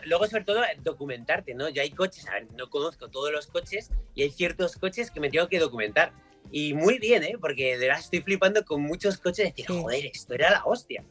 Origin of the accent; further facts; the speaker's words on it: Madrid, Community of Madrid, Spain; yo nací en, Madrid, mi padre es gallego y voy mucho a Galicia